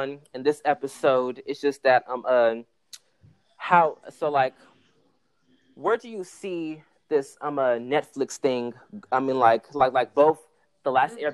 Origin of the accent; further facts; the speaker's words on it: Bay Area, California, United States; I'm from the Bay Area